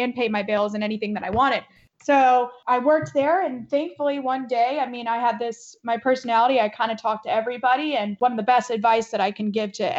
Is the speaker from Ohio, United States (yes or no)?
no; Middletown, Connecticut, United States; moved away as an adult; now in Tampa, United States; I grew up in Connecticut, Middletown, Connecticut.